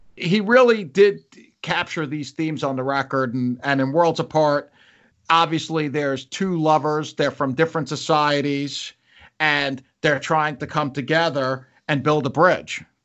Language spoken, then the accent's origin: English; New York, United States; I'm a New Yorker. Uh, my family's all in New York